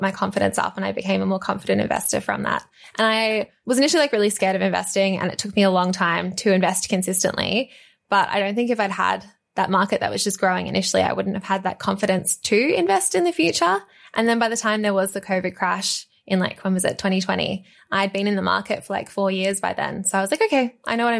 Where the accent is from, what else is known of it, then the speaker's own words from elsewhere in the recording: Australia; growing up in Australia, like I was born in Australia